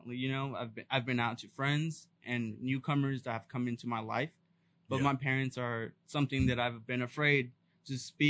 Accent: Los Banos, California, United States; moved away as an adult; now in Sacramento, United States; I'm a 22-year-old Hispanic Latino king from the 209. I'm from Los Baños, California. I'm from a family of eight.

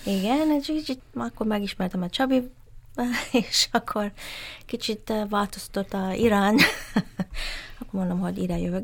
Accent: Malaysia; first language English; Hungarian is a second language; moved away; also born or lived in Vancouver, Canada; Malázia születtem, de nem vagyok malaj, hanem ilyen úgy hívják, hogy Straits-born Chinese

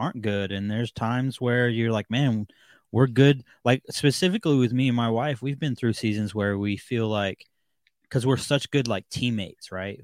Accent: Seattle, Washington, United States; the Seattle-ish area in Washington, um, which is where I grew up

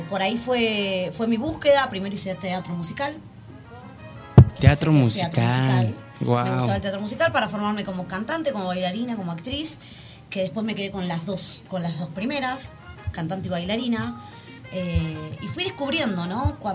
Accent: Argentina; now in Mexico; Amo mi tierra, amo Argentina

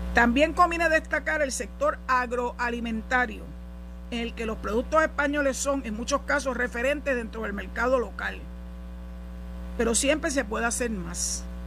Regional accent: Puerto Rico; somos parte de la nación, que somos ciudadanos americanos

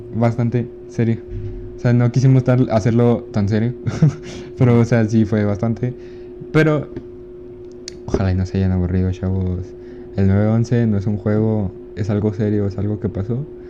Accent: Ciudad Juárez, Chihuahua, Mexico; También somos de Juárez

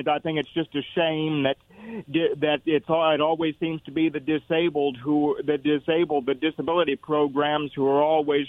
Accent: Kennewick, Washington, United States; I'm from Kennewick, so I'm not from Richland

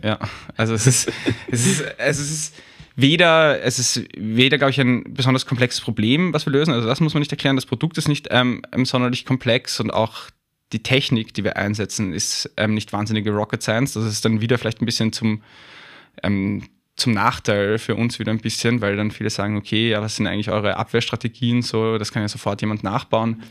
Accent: Vienna, Austria; accent: Wienerisch (a bit of Viennese); moved away as an adult; also born or lived in Hamburg, Germany; ich würde natürlich immer entlarvt in Deutschland sofort als, als Österreicher. Ähm, auch weil ich mir das halbwegs bewahrt habe, dieses, zumindest dieses bisschen Wienern

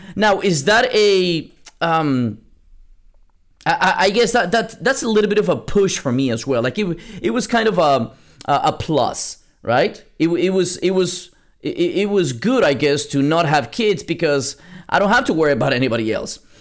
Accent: Lima, Peru; moved away; I was born in South America, in Lima, Peru

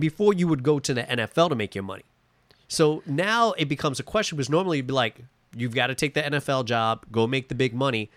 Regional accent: New York, United States; I'm from New York

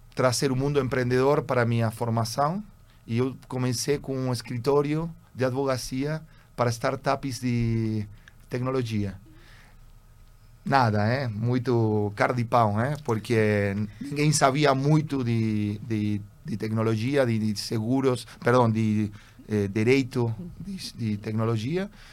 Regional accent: Buenos Aires, Argentina; Portuguese is a second language; also born or lived in Germany; eu sou argentino. É, eu sou segunda geração de argentino

